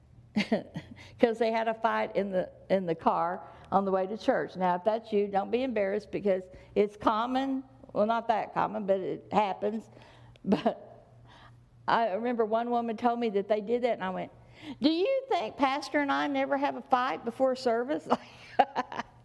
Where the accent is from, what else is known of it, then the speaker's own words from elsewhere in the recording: the South, United States; I was raised in the South